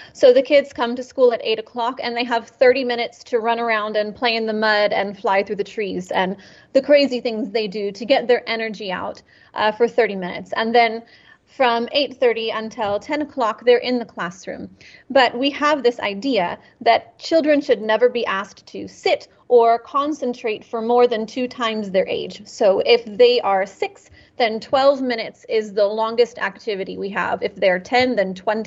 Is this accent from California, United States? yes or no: yes; California, United States; moved away; I'm from California